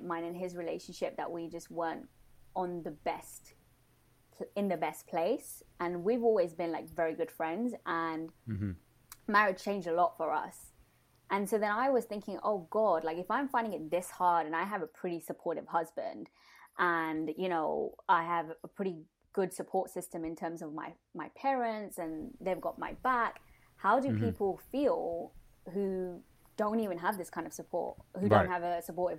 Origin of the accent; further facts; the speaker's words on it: London, United Kingdom; born and raised in London